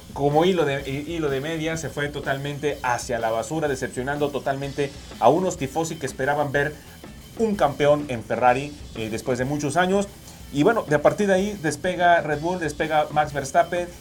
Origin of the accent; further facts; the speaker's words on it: Mexico; para nosotros como mexicanos